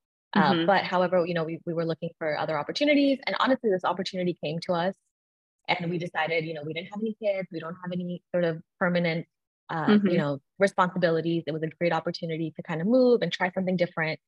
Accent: Texas, United States; now in Florida, United States; I am from Texas originally, and I live in Florida now with my husband and my dog

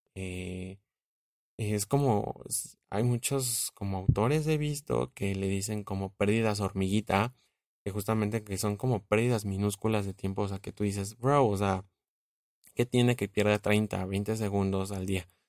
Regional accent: Mexico; como buen mexicano

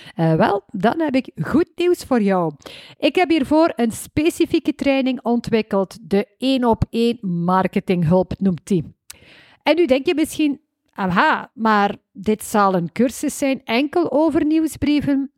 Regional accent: West Flanders, Belgium; accent: West Flemish

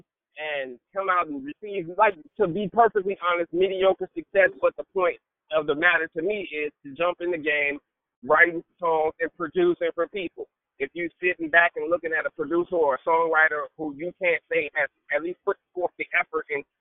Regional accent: United States; I'm the American-born

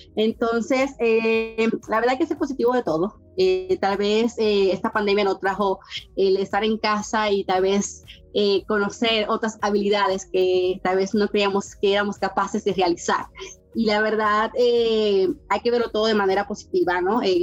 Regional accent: Dominican Republic; moved away as an adult; now in Mexico; Yo vengo de un país eh, muy caluroso, República Dominicana, en el Caribe

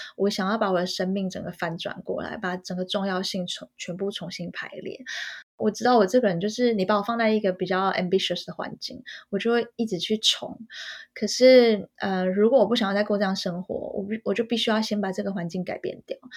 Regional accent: Taiwan; moved away as an adult; now in Paris, France; 我本人，我是一个台湾人

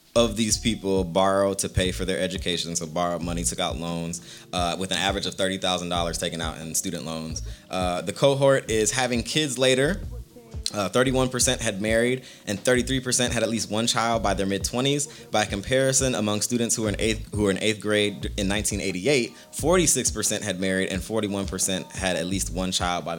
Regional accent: West Coast, United States; I'm also a West Coast kid.

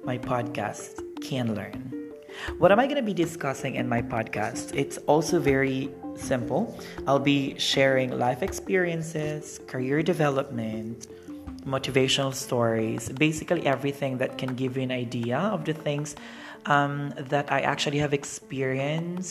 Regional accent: Philippines; moved away as an adult; also born or lived in Thailand / Indonesia / Japan; now in Cambodia; I am from the Philippines and currently working here in Cambodia

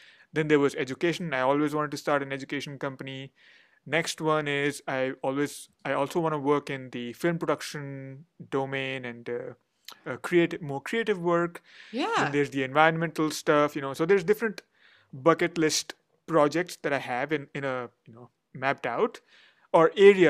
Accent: India; first language Hindi; English is a second language; so I speak Hindi, which is my mother tongue, but I can't write it or read it much. And then English is my main professional language.

